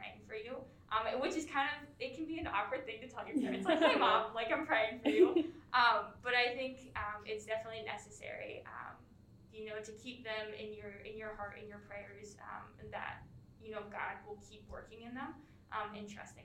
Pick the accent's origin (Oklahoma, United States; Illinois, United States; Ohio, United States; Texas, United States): Ohio, United States; moved away; I'm from Ohio, so it's 11 hours away